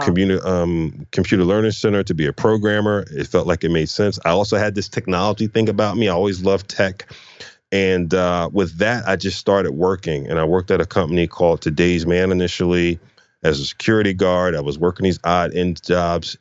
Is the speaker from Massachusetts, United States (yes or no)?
no; Philadelphia, Pennsylvania, United States; I grew up in, uh, Philadelphia, North Philadelphia